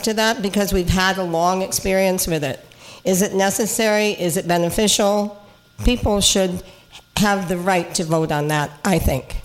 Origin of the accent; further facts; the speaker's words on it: Cape Breton, Nova Scotia, Canada; now in Niagara Falls, Canada; I'm from Cape Breton